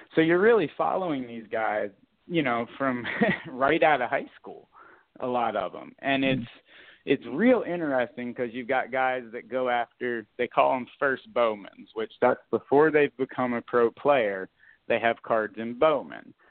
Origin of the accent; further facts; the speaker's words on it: South Florida, United States; moved away; I grew up playing hockey in South Florida